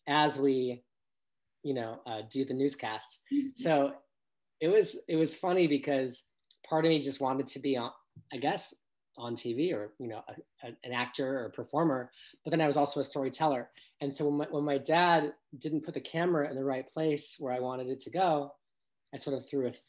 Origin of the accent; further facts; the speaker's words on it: Los Angeles, California, United States; also born or lived in New York City; I was raised in Encino in the Valley, which yes, it's in Los Angeles, but it's still kind of the suburbs